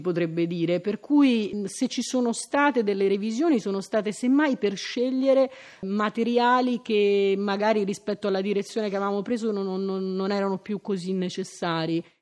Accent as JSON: {"language": "Italian", "town": "Rome", "region": "Lazio", "country": "Italy", "said": "siamo romani"}